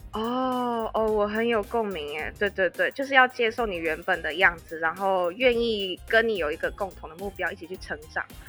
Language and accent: Chinese; Taiwan; moved away as an adult; also born or lived in United Kingdom / Spain; 你作为一个外国人，一个台劳